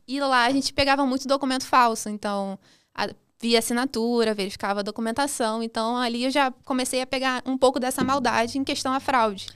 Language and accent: Portuguese; Duque de Caxias, Rio de Janeiro, Brazil; nasci em Caxias, na Baixada, no Rio de Janeiro